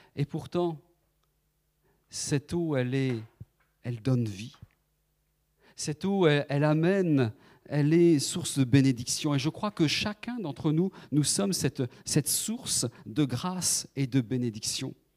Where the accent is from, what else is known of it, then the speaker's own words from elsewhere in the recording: Nantes, Pays de la Loire, France; moved away as an adult; now in Paris region, France; Nous sommes originaires de, la Loire-Atlantique, de Nantes